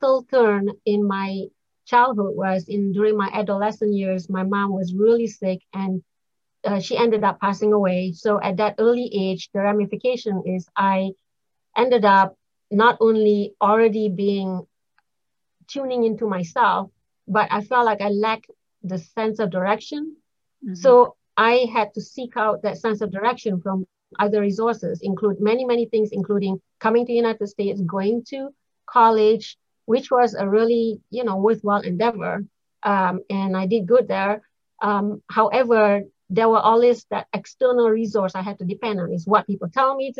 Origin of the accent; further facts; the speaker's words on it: Malaysia; moved away as an adult; now in Connecticut, United States; I'm originally from Malaysia. I came here, so long ago, just to go to college and ended up making a living here.